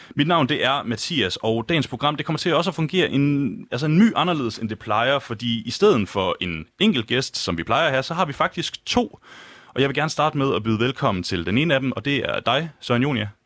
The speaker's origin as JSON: {"language": "Danish", "town": "Lemvig", "region": "Central Denmark Region", "country": "Denmark", "moved": "yes", "lives_now": "Copenhagen, Denmark", "said": "jeg kommer selv fra Lemvi, som jo øh, midt- og øh, Vestjylland"}